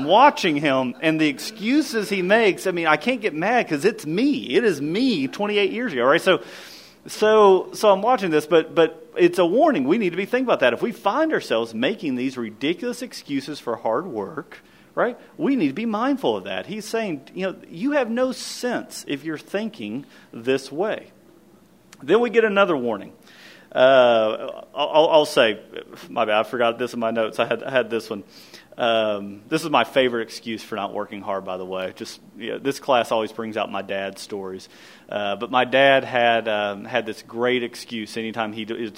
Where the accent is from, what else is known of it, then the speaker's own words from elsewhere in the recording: Kentucky, United States; I grew up in Kentucky